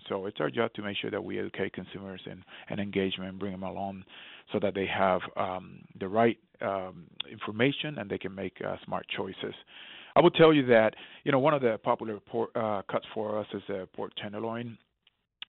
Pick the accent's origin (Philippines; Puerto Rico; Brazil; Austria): Puerto Rico; moved away; I remember growing up in Puerto Rico, years ago